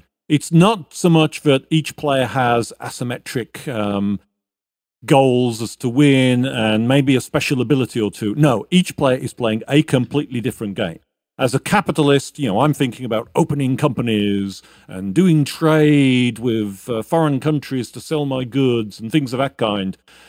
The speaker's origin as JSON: {"language": "English", "country": "United States", "said": "but I'm also an American, so hegemony is perhaps the word of anyway."}